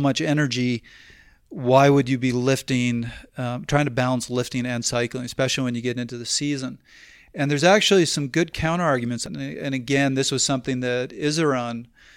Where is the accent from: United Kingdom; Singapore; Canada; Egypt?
Canada; I'm Canadian